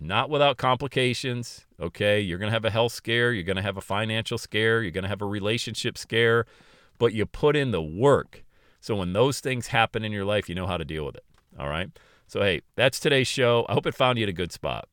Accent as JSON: {"language": "English", "town": "Bradford", "region": "Pennsylvania", "country": "United States", "tie": "born or raised there", "said": "working at a country club in my hometown of Bradford, P"}